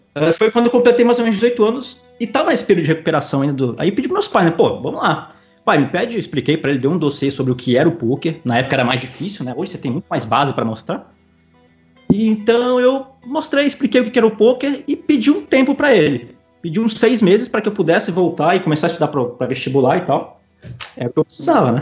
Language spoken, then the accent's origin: Portuguese; Ibiraçu, Espírito Santo, Brazil; now in Maceió, Brazil; hoje eu moro em Maceió, Lagoas, mas eu sou natural de Ibiraçu, é uma cidade no interior do Espírito Santo